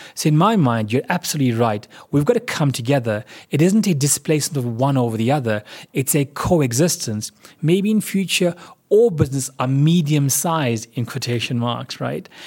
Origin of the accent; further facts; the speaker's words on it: South Africa; as a South African